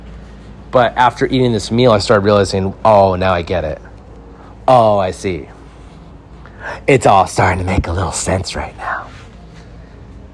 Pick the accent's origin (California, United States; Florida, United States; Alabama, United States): California, United States; Santa Clarita; This pizza place we went to growing up in Santa Clarita, we'd order it every Friday